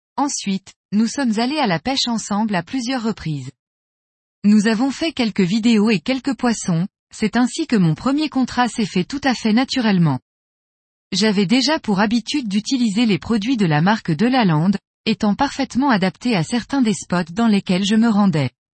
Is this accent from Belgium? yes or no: no; Corsica, France; chez nous en Corse